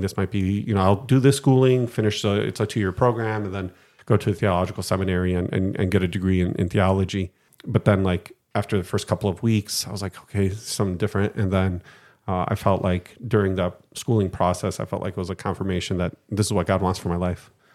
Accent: Detroit, Michigan, United States; moved away as an adult; now in Greece; from Detroit, Michigan, born and raised

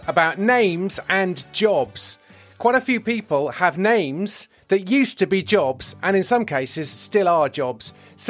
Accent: Yeovil, South West England, United Kingdom; They used to do that in my hometown of Yeovil, where I am at the moment.

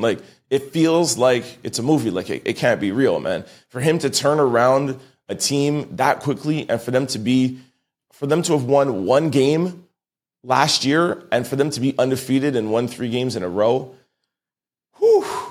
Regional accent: Canada; I'm Canadian

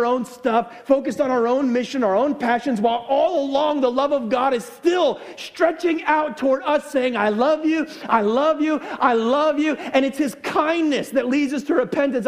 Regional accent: United States; I'm American

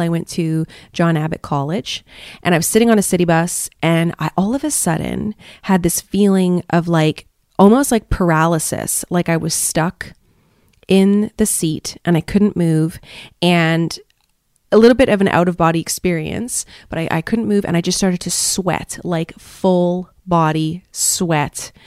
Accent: Canada; moved away as an adult; now in Malaysia; my home country of Canada

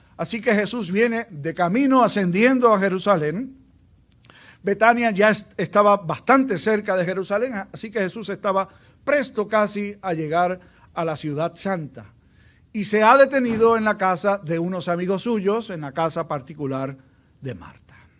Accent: Aguadilla, Puerto Rico; Cuando yo me criaba, en el lugar donde yo me crié, allá en, en Aguadilla

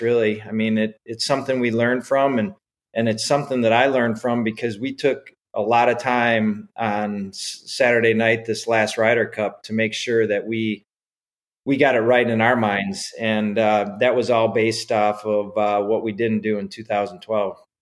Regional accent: Edgerton, Wisconsin, United States; when I was a kid growing up in Wisconsin

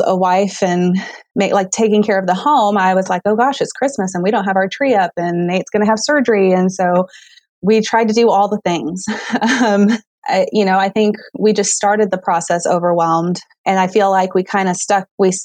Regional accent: Southwest Missouri, United States; I grew up in Southwest Missouri, and I attended high school there

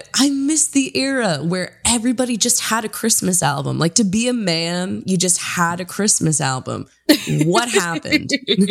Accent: East Coast, United States; moved away as an adult; also born or lived in California; but I'm here now in my hometown and we love it. It's very cold and beautiful.

